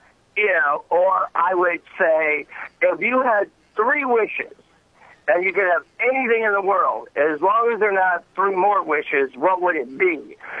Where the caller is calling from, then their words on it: Detroit, Michigan, United States; I am calling from suburban Detroit.